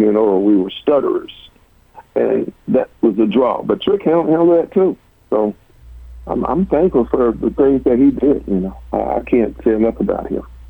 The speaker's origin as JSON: {"language": "English", "town": "Cleveland", "region": "Tennessee", "country": "United States", "tie": "born or raised there", "moved": "as an adult", "lives_now": "Oklahoma, United States", "said": "I was born and raised in Cleveland, Tennessee"}